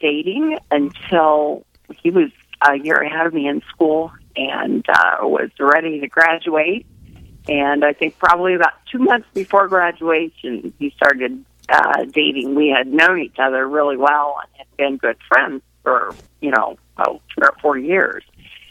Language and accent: English; Kansas City, Missouri, United States; moved away as an adult; now in Casper, United States; Well, I am actually not a Wyoming native. I was born and raised in Kansas City, Missouri.